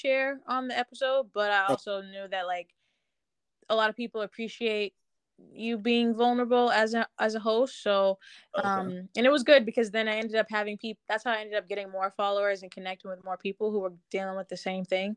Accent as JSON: {"language": "English", "town": "Boston", "region": "Massachusetts", "country": "United States", "tie": "born or raised there", "also_born_or_lived": "Winston-Salem, North Carolina", "said": "I love being from Boston"}